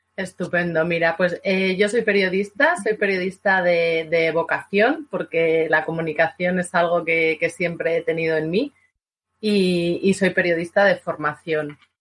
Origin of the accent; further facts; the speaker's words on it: Vitoria-Gasteiz, Basque Country, Spain; yo soy de Vitoria